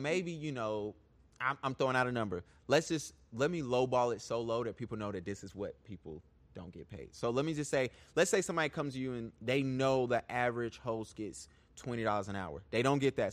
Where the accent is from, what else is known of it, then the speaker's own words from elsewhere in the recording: Charlotte, North Carolina, United States; I'm from Charlotte. Born and raised.